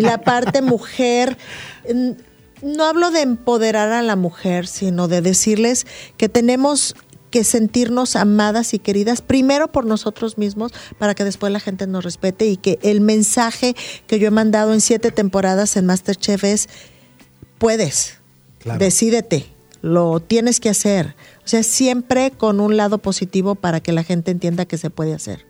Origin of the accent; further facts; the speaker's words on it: northern Mexico, Mexico; Yo me considero gente del norte